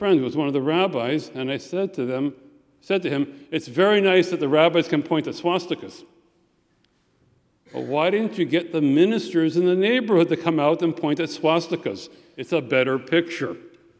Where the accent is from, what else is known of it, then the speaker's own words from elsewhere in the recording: Minneapolis, Minnesota, United States; moved away as an adult; also born or lived in St. Louis Park, Minnesota; now in Glen Ellyn, United States; When I was growing up in Minneapolis in the 50s and the 60s, many of these restrictions still existed. We lived in the fine community of St. Louis Park, which had lots of Jewish families.